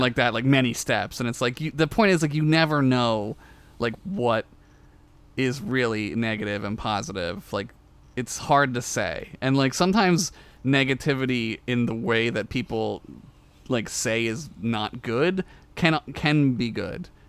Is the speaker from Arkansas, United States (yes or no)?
no; Philadelphia, Pennsylvania, United States; I grew up around Philly in the suburbs of Philly